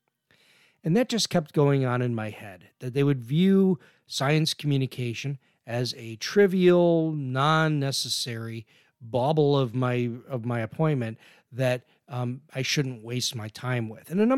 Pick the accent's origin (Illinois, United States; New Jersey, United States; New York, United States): Illinois, United States; Chicago; when I was growing up in Chicago